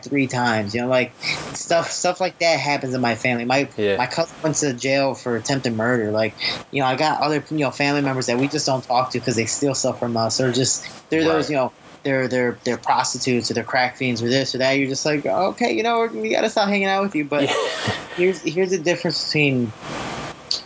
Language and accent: English; Chicago, Illinois, United States; I was growing up deep in Chicago